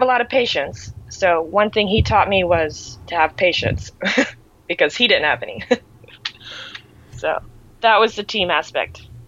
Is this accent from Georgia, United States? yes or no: no; Cape Canaveral, Florida, United States; I am in Cape Canaveral, Florida. It's my hometown. So lived here my entire life